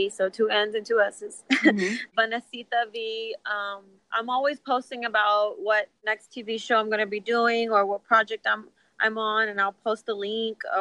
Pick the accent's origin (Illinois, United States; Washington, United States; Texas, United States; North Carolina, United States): Texas, United States; my family growing up in Texas, first generation Mexican-Americans